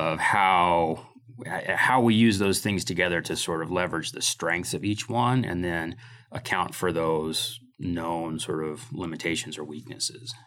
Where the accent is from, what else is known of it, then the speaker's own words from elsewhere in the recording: Midwest, United States; moved away as an adult; also born or lived in Idaho; now in Moscow, Idaho, United States; I came to Idaho in, uh, in nineteen ninety-two from, uh, from growing up in the Midwest